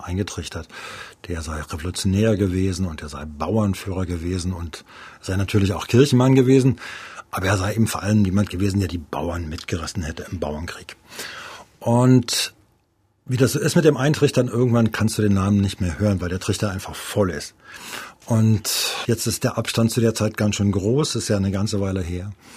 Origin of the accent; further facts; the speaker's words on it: East Germany, Germany; ich bin in der DDR aufgewachsen